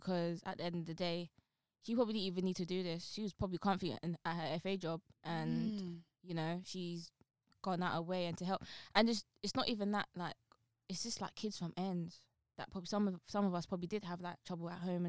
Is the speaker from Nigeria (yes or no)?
no; London, United Kingdom; I'm from Newham, right? I'm really from ends, like the street.